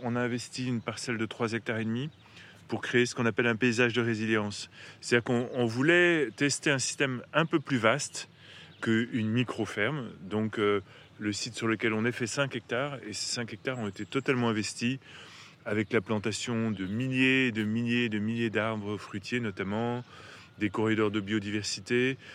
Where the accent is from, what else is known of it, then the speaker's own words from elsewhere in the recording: Paris, Île-de-France, France; moved away; also born or lived in Eure; j'ai grandi à Paris, mais ma famille maternelle est de l'heure